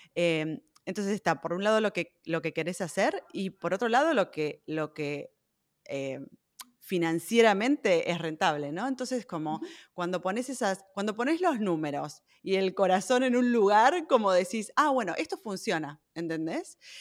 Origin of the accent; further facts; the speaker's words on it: Buenos Aires, Argentina; moved away as an adult; now in Berlin, Germany; nací en Buenos Aires, pero vivo en Berlín hace más de 12 años